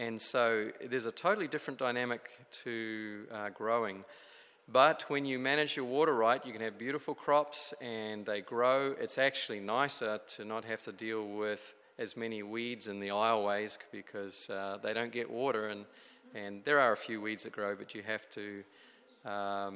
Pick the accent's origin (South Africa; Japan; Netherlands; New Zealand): New Zealand; now in California, United States; I come from New Zealand, where it's beautiful and green